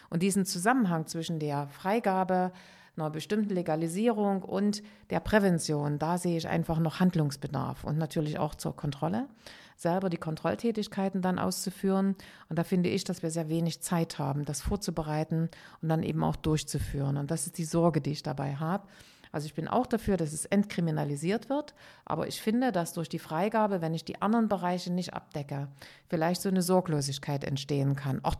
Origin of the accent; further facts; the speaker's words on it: Amsterdam, North Holland, Netherlands; Ich komme aus Amsterdam und insofern freue ich mich auf den Termin sehr.